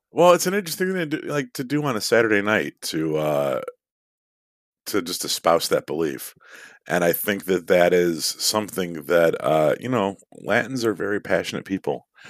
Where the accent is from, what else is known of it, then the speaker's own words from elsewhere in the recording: Chicago, Illinois, United States; my hometown of Chicago